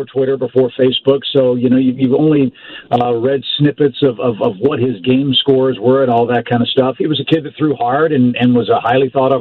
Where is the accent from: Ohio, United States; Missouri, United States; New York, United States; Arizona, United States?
Missouri, United States; St. Louis; moved away; I grew up in St. Louis, so I wasn't a Cub fan